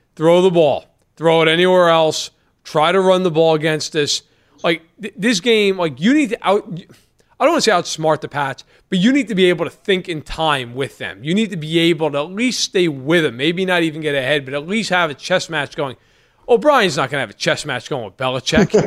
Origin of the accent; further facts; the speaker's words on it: New York, United States; as a New Yorker